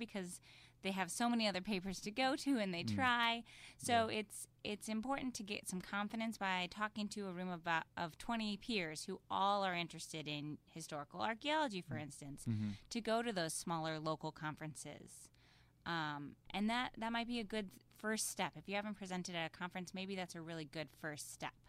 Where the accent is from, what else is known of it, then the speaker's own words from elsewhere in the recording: Midwest, United States; I'm from the Midwest